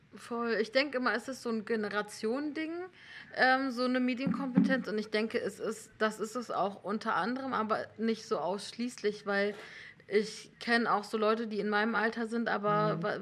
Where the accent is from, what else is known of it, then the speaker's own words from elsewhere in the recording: Hamburg commuter belt, Northern Germany, Germany; German is a second language; moved away as an adult; ich komme aus Norddeutschland ähm, und habe so Abi gemacht in so einer CDU-City mhm. im Hamburger Speckgürtel.